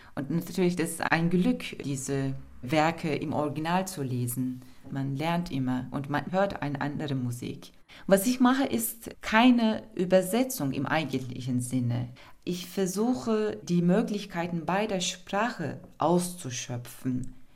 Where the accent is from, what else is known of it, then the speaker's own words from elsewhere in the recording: Turkey; German is a second language; moved away as an adult; now in Berlin, Germany; Ich komme aus der Türkei